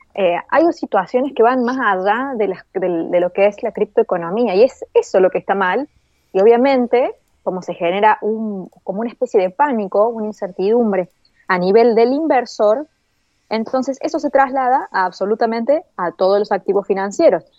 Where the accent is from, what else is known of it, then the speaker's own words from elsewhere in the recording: Argentina; Acá en Argentina